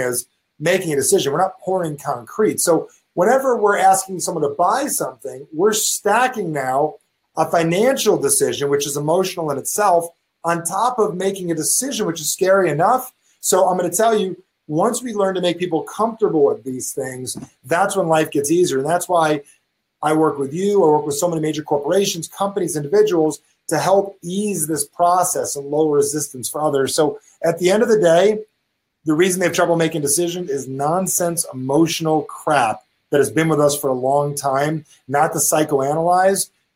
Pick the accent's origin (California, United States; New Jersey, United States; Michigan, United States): New Jersey, United States; I'm from Jersey.